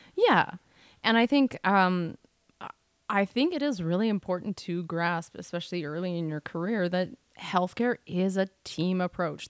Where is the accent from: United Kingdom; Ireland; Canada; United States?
Canada; We are Canadian R Ns